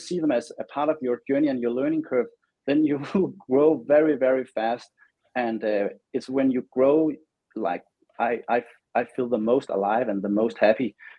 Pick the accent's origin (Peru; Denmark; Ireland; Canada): Denmark; now in Los Angeles, United States; And when I moved from Denmark to the other side of the world, being Los Angeles, where I have my studio now, it really gave me wings.